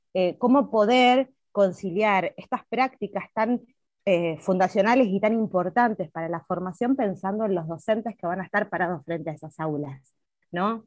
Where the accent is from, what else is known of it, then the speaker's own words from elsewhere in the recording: Neuquén, Argentina; quienes somos neuquinos y neuquinas